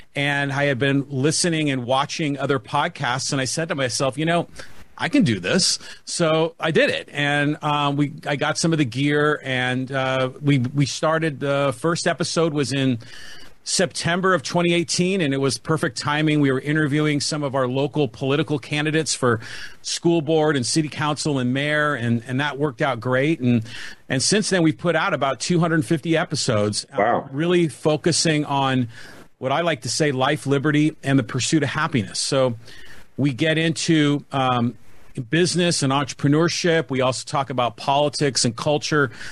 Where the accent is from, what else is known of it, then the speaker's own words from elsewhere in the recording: San Francisco Bay Area, California, United States; moved away as an adult; also born or lived in San Diego, California; now in Poway, United States; born and raised in the San Francisco Bay Area. Came down here to go to UC San Diego in the early '80s, and and just never left.